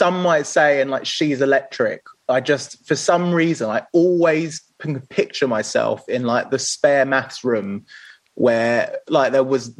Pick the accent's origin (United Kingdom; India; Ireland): United Kingdom; Pinner, London; I grew up in Pinner, which is near sort of in between like Harrow and Watford